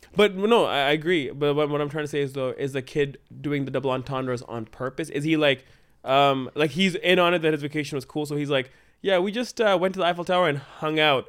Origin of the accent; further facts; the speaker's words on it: Canada; We are so Canadian